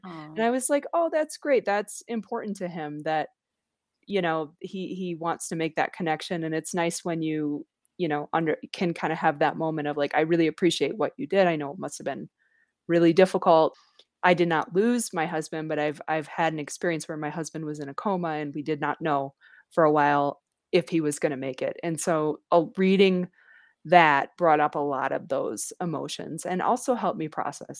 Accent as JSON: {"language": "English", "area": "near Eau Claire", "region": "Wisconsin", "country": "United States", "moved": "yes", "said": "I'm actually from, I live here, but I'm from Wisconsin. And he's like, oh, where in Wisconsin? And I said, well, it's a tiny town you've never heard of, but it's near a town called Eau Claire"}